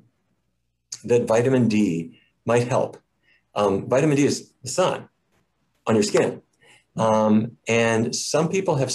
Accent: Fargo, North Dakota, United States; When I was a kid, I grew up in Fargo, you know, Fargo, North Dakota

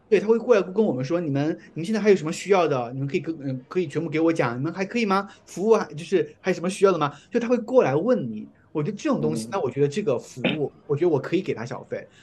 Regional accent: China; now in United States; 我是中国人

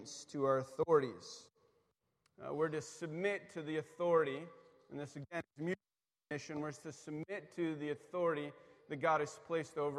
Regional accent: East Coast, United States; I grew up on the East Coast

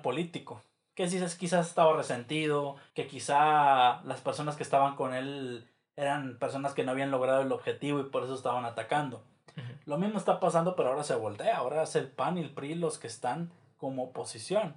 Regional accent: Mexico; nosotros como mexicanos

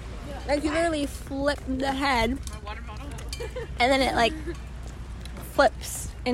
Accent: the Big Island, Hawaii, United States; I'm from Hawaii. The big island.

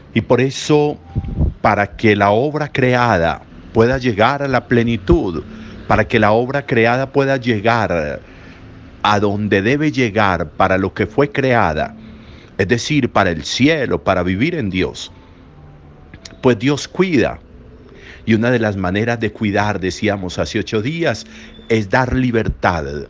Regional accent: Colombia; nosotros como colombianos

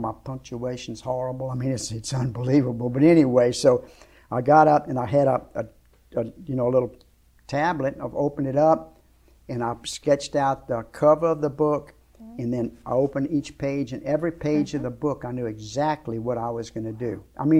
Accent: Shreveport, Louisiana, United States; I was from Shreveport, but I was living in Lafayette, and I was going to go watch her fight.

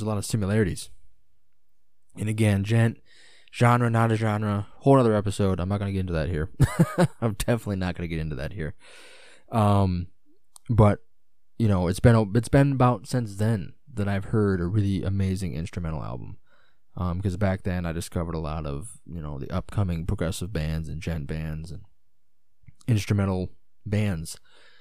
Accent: United States; as an American

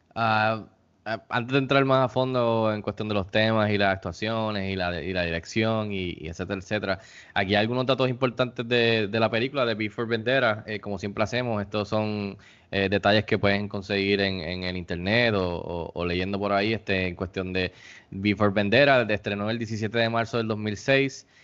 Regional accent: Puerto Rico; nuestras vidas aquí en Puerto Rico como puertorriqueños

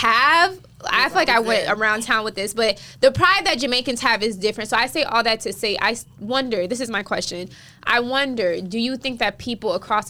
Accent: Illinois, United States; also born or lived in Chicago; now in South Florida, United States; I moved to South Florida, because I moved here from Illinois, where there was no Caribbean people. Like, the demographic was Mexicans, Indians, white, or Black. Yeah. Like, at least where I'm from in Illinois, and even in Chicago

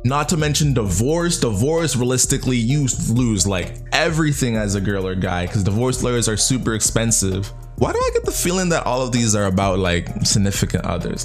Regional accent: Canada; I'm Canadian

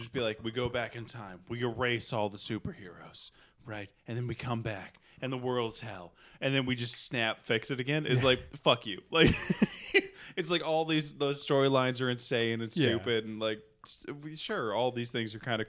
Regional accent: Indiana, United States; I'm from Indiana

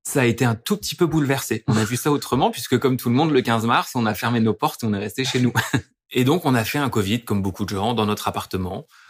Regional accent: Dijon, Bourgogne-Franche-Comté, France; now in Lyon, France; je suis bourguignon, je viens de Dijon

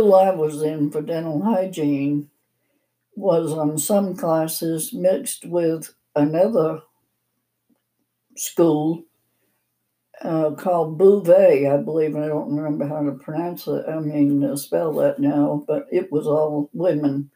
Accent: Maine, United States; moved away as an adult; also born or lived in Arkansas / Massachusetts; now in Montana, United States; I grew up in the state of Maine.

